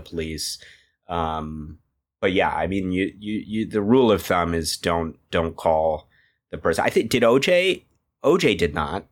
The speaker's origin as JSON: {"language": "English", "country": "United States", "moved": "yes", "said": "I'm a US citizen"}